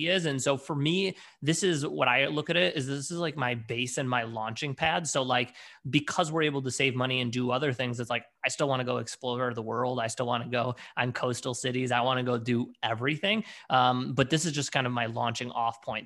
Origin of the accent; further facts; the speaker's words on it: Detroit, Michigan, United States; also born or lived in Washington, D.C.; originally born and bred in, in Detroit